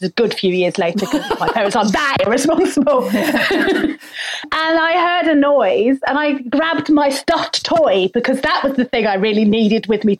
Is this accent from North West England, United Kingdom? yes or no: no; London, United Kingdom; I grew up in Hackney in the 80s